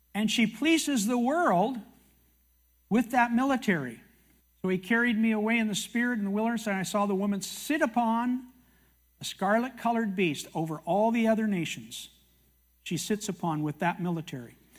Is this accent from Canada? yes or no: yes; Canada; I'm a Canadian